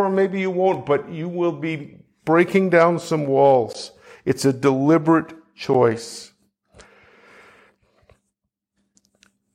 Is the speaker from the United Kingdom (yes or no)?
no; Canada; I'm from Canada